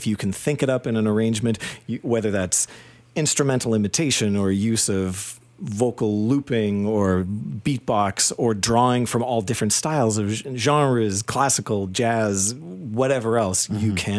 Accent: Saskatchewan, Canada; moved away as an adult; now in Toronto, Canada; I came to Toronto from Saskatchewan when I was 19, and I came to study composition

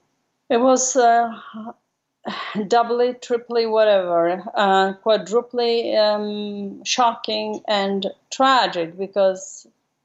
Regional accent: Warsaw, Masovian Voivodeship, Poland; moved away as an adult; now in United States; I was raised and grew up in Warsaw, in the middle of the country.

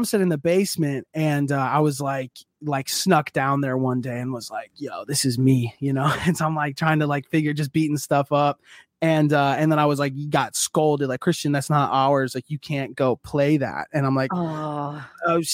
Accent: Minneapolis, Minnesota, United States; now in Cincinnati, United States; I was born and raised in Minneapolis

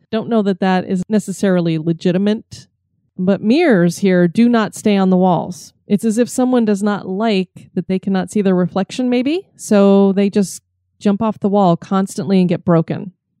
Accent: Colorado, United States; moved away; we're from Colorado where everybody's a cowboy

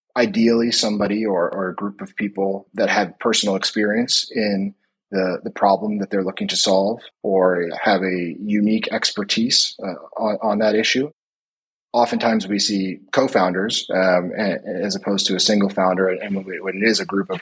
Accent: Philadelphia, Pennsylvania, United States; moved away as an adult; also born or lived in New York / Palo Alto; now in Norway; So I am originally from the U.S., originally from Philadelphia, live now in Norway

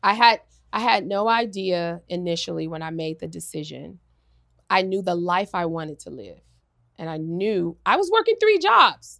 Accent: Los Angeles, California, United States; I'm from L A, I'm from South Central

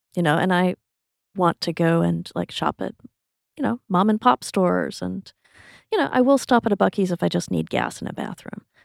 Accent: Texas, United States; my identity as a Texan

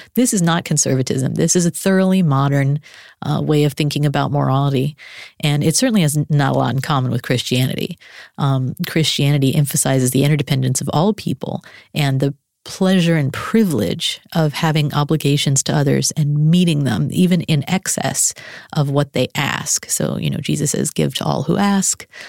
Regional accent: Arlington, Texas, United States; moved away as an adult; Born and raised in Arlington, Texas.

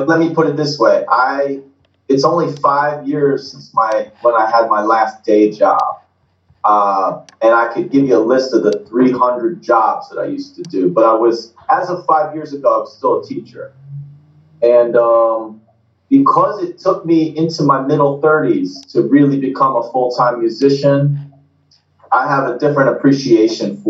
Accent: New Jersey, United States; accent: Jersey; also born or lived in South Philadelphia; now in Philadelphia, United States; I was working hard to keep the Jersey out of my mouth.

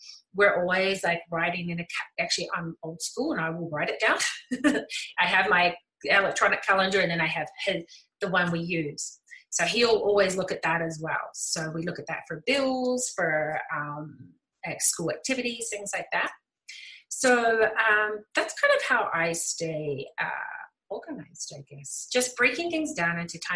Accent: New Zealand; moved away as an adult; now in Calgary, Canada; I moved from New Zealand to Canada

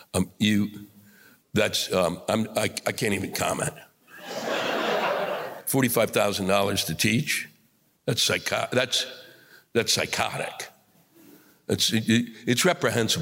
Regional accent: New York City, New York, United States

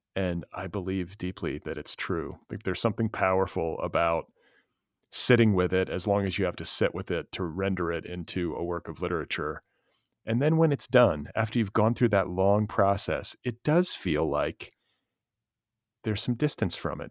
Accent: Indiana, United States; I'm from Indiana

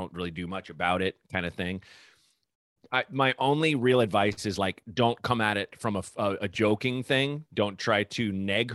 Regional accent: Portland, United States; I grew up in Portland.

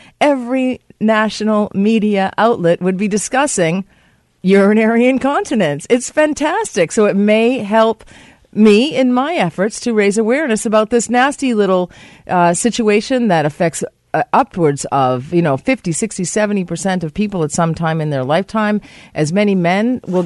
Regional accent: United States; now in Canada; the United States of America, my home country.

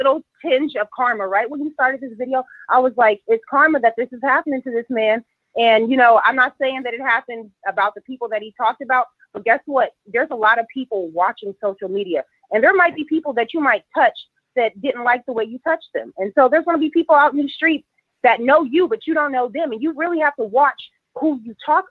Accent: San Francisco, California, United States; I'm from San Francisco

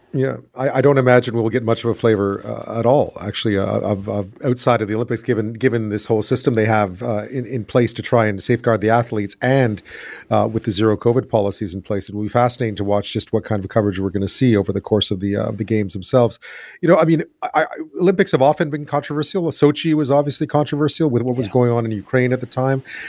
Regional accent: Montreal, Quebec, Canada; I'm from Montreal

